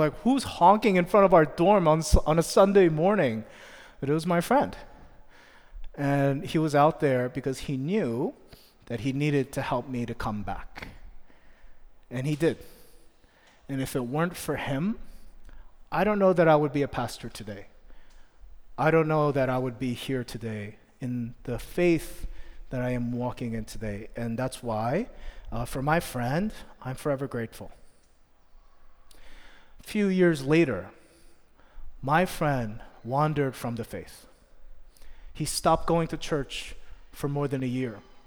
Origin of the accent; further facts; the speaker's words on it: Philadelphia, Pennsylvania, United States; moved away as an adult; also born or lived in New Jersey; I'm from Philly